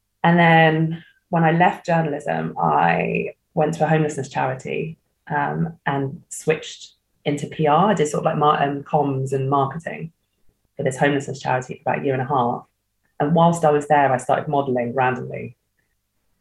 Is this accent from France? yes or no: no; Hastings, South East England, United Kingdom; I grew up in Hastings